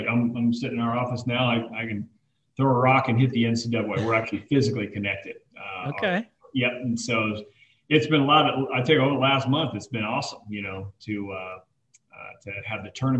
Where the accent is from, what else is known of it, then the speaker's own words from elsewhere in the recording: Anchorage, Alaska, United States; moved away; also born or lived in Dayton, Ohio / New Mexico; I grew up in Anchorage, Alaska, and then eventually moved to Dayton, Ohio, military family. And so bounced around a little bit, right before college, moved to New Mexico